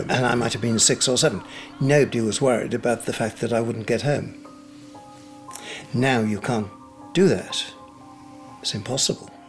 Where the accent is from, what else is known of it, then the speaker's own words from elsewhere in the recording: York, Yorkshire and the Humber, United Kingdom; also born or lived in Pontefract / Leeds / Ripon / Scarborough; I was born in Pontefract, lived in Leeds, Ripon, York, and then to Scarborough, and then back to York to University. It was a wondrous childhood. My parents were master bakers. We had two bakery shops in York